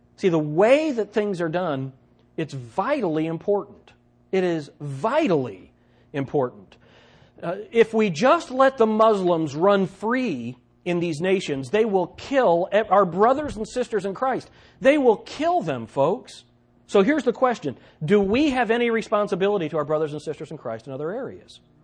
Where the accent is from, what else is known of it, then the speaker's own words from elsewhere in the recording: United States; as Americans, as American believers